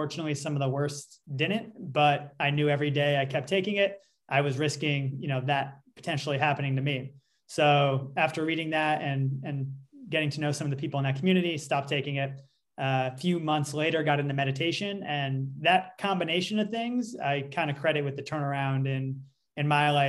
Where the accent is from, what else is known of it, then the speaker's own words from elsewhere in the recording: New York, United States; Well, I'm coming from New York, which is a pretty, you know, liberal place, and people are somewhat open about this.